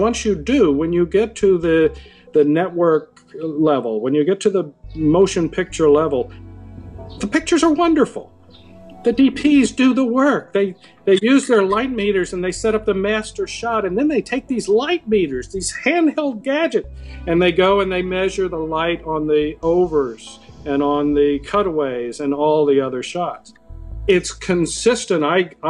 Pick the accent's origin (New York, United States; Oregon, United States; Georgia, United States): Georgia, United States; Decatur; moved away as an adult; also born or lived in Boston; I'm from Atlanta originally, Decatur, Georgia, outside of Atlanta